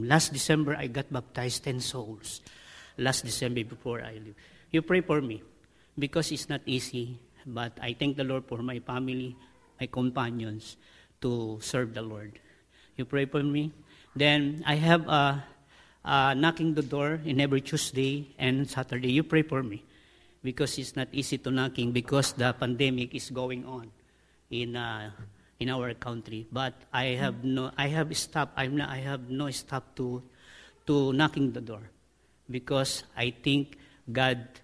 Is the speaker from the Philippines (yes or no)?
yes; Philippines; I am a Filipino